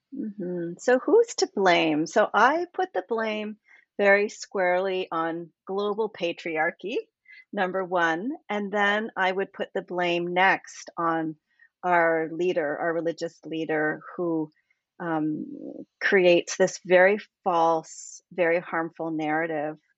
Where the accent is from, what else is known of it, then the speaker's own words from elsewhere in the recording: Canada; I'm from Canada